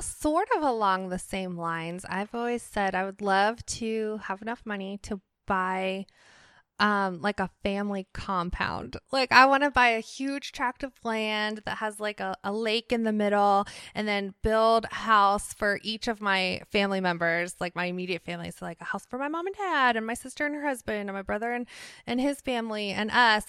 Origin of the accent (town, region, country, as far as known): Ohio, United States; born or raised there; also born or lived in Worcester, Massachusetts